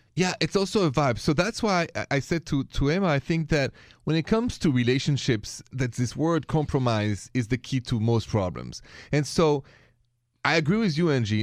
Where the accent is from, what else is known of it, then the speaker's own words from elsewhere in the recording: France; moved away; I'm from France